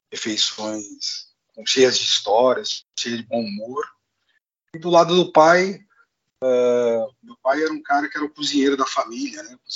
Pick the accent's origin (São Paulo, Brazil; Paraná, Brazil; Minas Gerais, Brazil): São Paulo, Brazil; Marília; also born or lived in Pompeia; eu, nasci em Pompeia, né, numa cidade próximo a Marília, você deve conhecer. Uh, eu fui com 10 anos para Marília, então toda essa minha infância até a adolescência eu passei no interior.